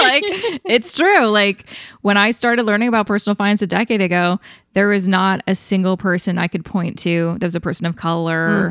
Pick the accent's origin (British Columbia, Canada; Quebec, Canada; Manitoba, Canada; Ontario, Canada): British Columbia, Canada; Vancouver; my hometown